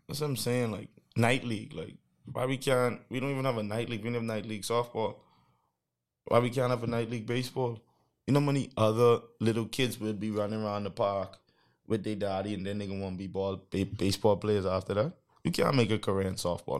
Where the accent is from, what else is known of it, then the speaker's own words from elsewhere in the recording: Bahamas; I'm from the Bahamas